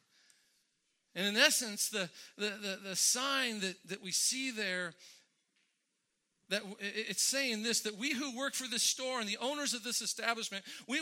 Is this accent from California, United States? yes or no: yes; Westminster, California, United States; We had a little strip mall about two blocks up from my house in Westminster